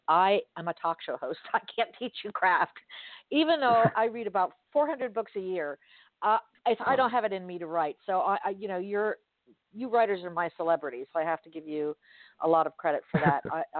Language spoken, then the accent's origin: English; Miami, Florida, United States; I grew up in Miami and there was a huge drug influence during the 70s and 80s.